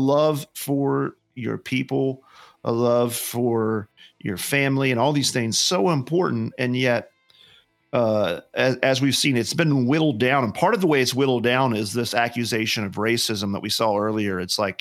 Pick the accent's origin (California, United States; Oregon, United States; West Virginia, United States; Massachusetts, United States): West Virginia, United States; now in Indiana, United States; I'm from West Virginia.